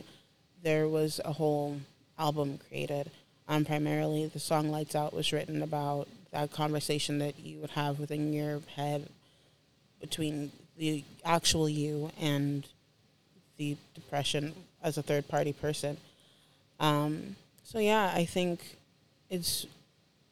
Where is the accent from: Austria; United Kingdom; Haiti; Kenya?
Haiti; now in Orlando, United States; I am from Haiti originally.